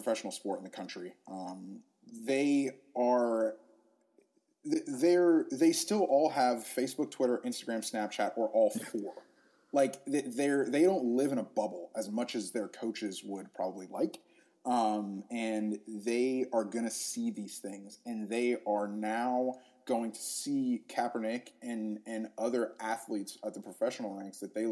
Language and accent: English; Gainesville, Florida, United States; I'm also from Gainesville, Florida. So I grew up going to Florida games